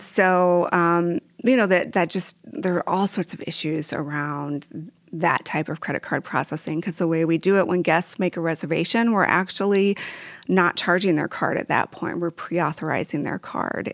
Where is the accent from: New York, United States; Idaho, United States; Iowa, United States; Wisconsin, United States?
Iowa, United States; Waverly; growing up in Waverly, uh, having Wartburg College there